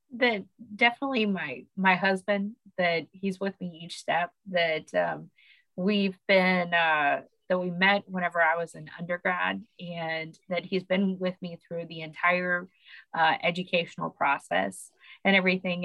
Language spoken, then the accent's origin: English; Oklahoma, United States; now in Louisiana, United States; My family still lives in Oklahoma